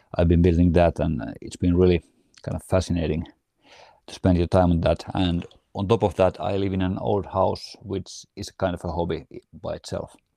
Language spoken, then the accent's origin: English; Riihimäki, Kanta-Häme, Finland; moved away as an adult; now in near Helsinki, Finland; we are originally from Riihimäki, which is, uh, kind of a one-hour drive north from Helsinki.